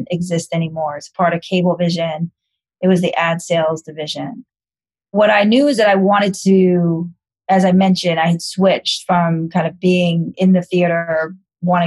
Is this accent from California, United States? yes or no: no; New York City, New York, United States; I'm born and raised in New York City, in Manhattan